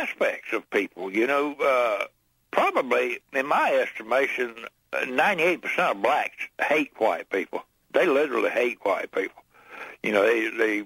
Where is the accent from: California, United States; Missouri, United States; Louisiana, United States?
Missouri, United States; I'm from Missouri, not Montana